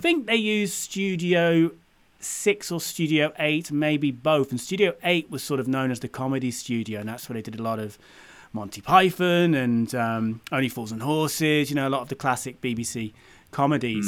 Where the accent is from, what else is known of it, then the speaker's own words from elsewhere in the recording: United Kingdom; being a Brit grown, growing up in the U K